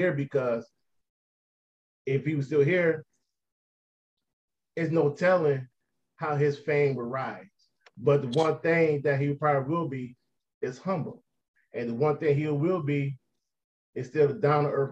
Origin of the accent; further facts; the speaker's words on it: Detroit, Michigan, United States; my hometown of Detroit, Michigan